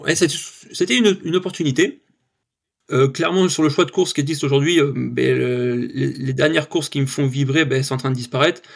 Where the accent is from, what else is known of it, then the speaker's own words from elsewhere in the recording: Yvelines, Île-de-France, France; now in Ariège, France; je suis né dans les Yvelines